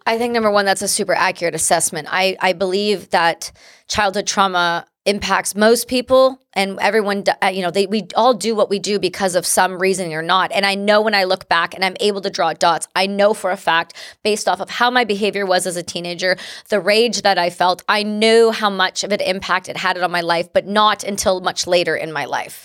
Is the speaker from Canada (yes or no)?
yes; Canada; first language English; I'm an English-speaking Canadian. my first language is English.